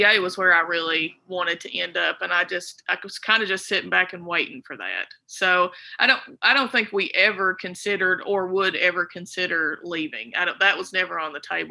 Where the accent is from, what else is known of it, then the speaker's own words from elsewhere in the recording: Red Fox, Kentucky, United States; also born or lived in Hazard, Kentucky; I'm from Knott County originally, born and raised, from Red Fox, went to school at Carr Creek and then on to Knott County Central